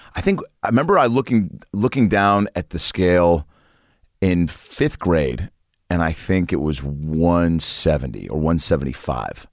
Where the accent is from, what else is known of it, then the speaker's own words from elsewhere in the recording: Lake Forest Park, Washington, United States; But I grew up in Lake Forest Park, which is about twenty-five minutes north of the city. Shoreline, I guess, if you really know the area.